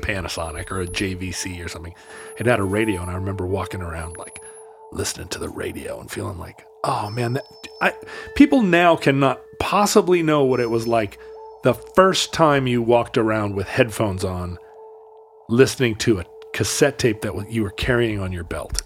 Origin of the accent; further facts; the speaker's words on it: United States; I'm an American.